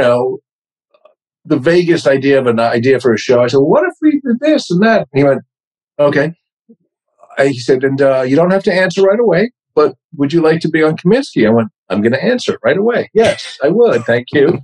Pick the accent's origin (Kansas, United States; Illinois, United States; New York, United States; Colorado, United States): New York, United States; accent: New York; now in Los Angeles, United States; my New York accent was so much more pronounced back then